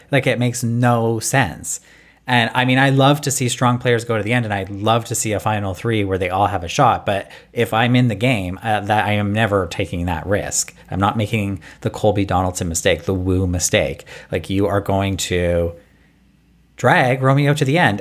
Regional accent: Canada; us Canadians

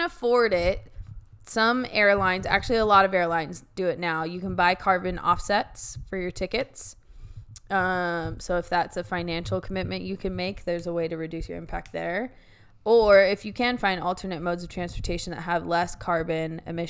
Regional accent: Oregon, United States; Yeah, that's how it is growing up in the Willamette Valley.

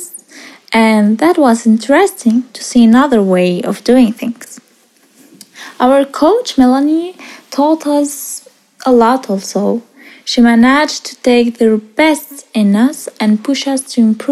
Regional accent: Switzerland; also born or lived in Iraq; I live in Switzerland. Actually, I was born in Iraq and I came to Switzerland when I was 9 years old.

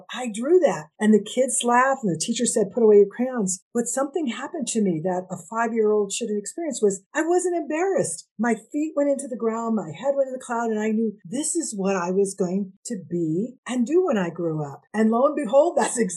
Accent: United States; I'm half Indigenous, Nahua, which people know as Aztec, and I'm Mexican American

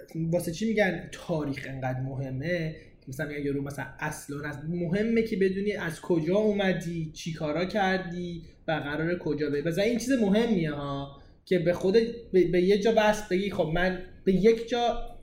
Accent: Iran; now in Canada; ایرانیم ایران در دید من چیه همون جایی که بزرگ شدم

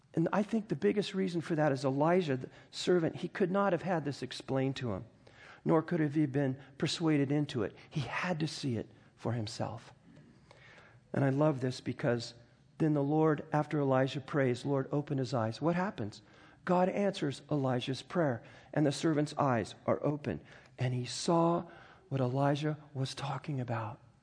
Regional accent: United States; I grew up in the Mojave Desert.

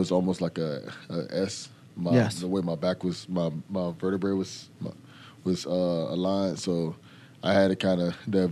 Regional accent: Fort Lauderdale, Florida, United States; also born or lived in Texas; I grew up in Fort Lauderdale, Florida

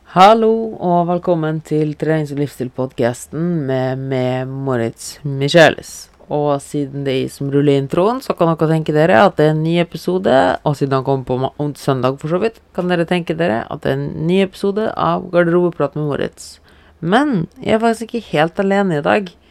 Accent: Germany; now in Norway; jeg er tysk

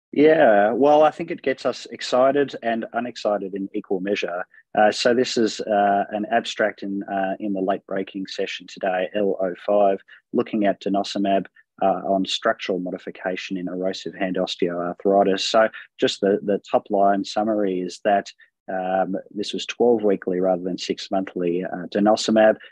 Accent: Melbourne, Victoria, Australia; I'm from Melbourne, Australia

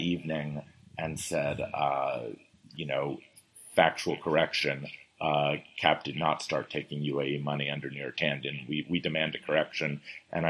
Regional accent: Washington, District of Columbia, United States; it's my hometown

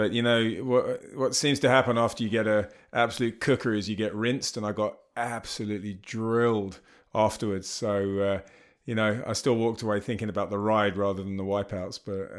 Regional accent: United Kingdom; now in South Africa; Yeah, I'm from the UK. Even though I still think I sound very English. Occasionally someone says, you sound South African. I've lived most of my life in South Africa.

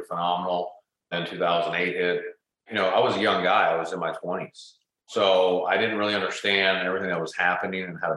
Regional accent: Houston, Texas, United States; I grew up here in Houston.

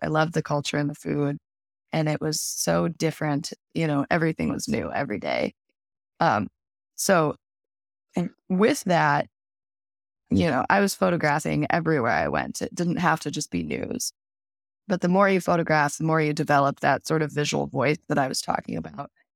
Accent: Southwest Minnesota, United States; I grew up in Southwest Minnesota in a small farming community.

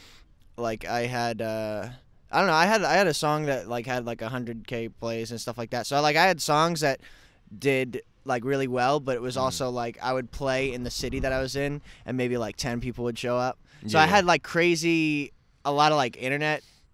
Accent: New Jersey, United States; I'm from New Jersey originally.

